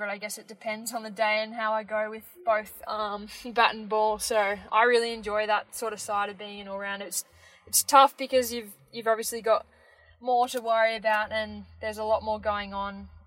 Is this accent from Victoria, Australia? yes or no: yes; Melbourne, Victoria, Australia; I am eight years old and I am from Melbourne.